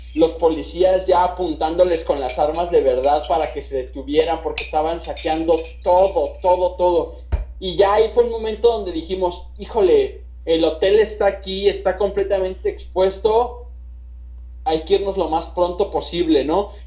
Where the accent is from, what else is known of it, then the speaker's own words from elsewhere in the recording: Mexico; nosotros nosotros como, mexicanos